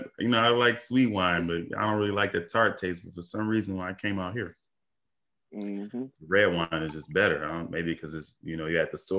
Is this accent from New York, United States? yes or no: no; Detroit, Michigan, United States; You know, it's just like any other city. You know, it got its good parts, got its bad parts. The West Side isn't as bad as the East.